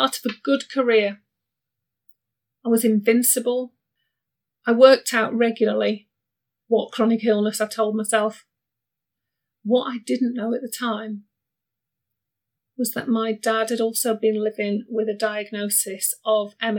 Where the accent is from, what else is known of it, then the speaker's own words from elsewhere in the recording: Barnsley, Yorkshire and the Humber, United Kingdom; moved away as an adult; I was born in the 70s, way back when, in Barnsley, and Barnsley's in Yorkshire.